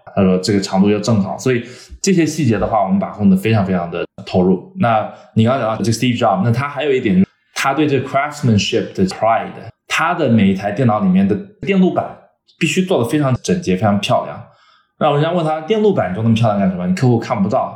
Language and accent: Chinese; the American South, United States; also born or lived in China; now in Los Angeles, United States; 我小时候其实是美国南方长大的